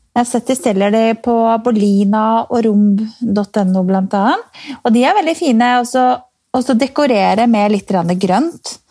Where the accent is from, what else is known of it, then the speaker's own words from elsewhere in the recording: Strømmen, Akershus, Norway; Jeg er fra Strømmen